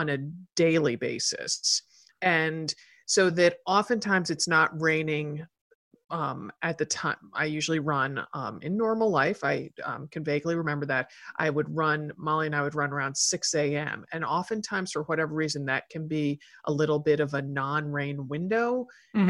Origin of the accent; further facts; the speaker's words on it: Portland, Oregon, United States; I'm from Portland.